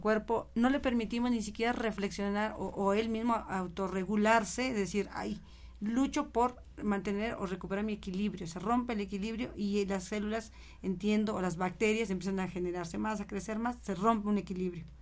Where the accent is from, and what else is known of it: Oaxaca, Mexico; born or raised there; now in Tlaxcalancingo, Mexico